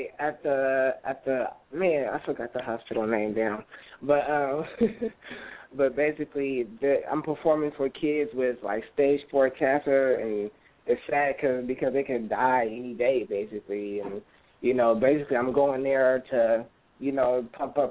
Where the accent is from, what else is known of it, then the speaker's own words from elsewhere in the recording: San Francisco, California, United States; now in Antioch, United States; I grew up in Bayview, Hunters Point, and my mom, you know, I live with my mom.